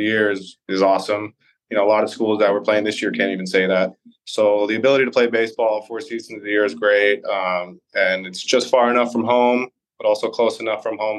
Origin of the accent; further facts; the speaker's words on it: Orange County, California, United States; I grew up in Orange County.